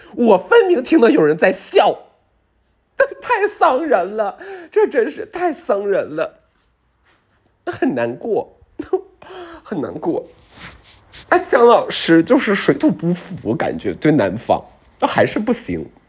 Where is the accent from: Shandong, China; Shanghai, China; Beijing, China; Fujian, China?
Beijing, China; 北京人，我们北京人